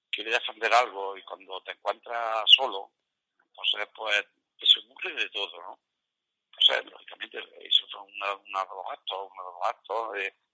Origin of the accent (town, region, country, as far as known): Fuente Palmera, Andalusia, Spain